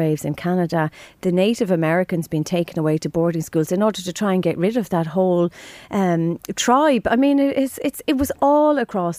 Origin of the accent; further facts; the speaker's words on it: Drogheda, Leinster, Ireland; here in Drogheda, I grew up in Drogheda